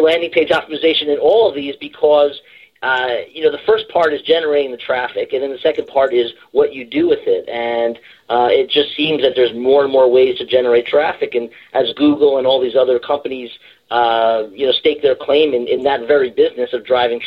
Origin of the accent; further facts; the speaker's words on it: New Jersey, United States; I was raised in born and raised in New Jersey